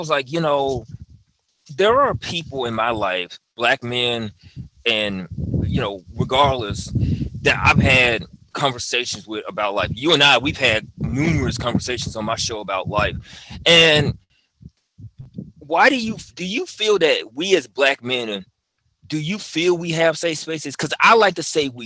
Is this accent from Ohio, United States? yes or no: no; Memphis, Tennessee, United States; I'm from Memphis